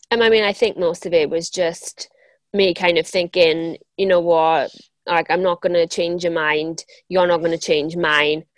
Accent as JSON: {"language": "English", "town": "Pontypridd", "region": "Wales", "country": "United Kingdom", "tie": "born or raised there", "accent": "Welsh", "said": "I'm from South Wales. Um, I was born in a town, same town as Tom Jones, actually."}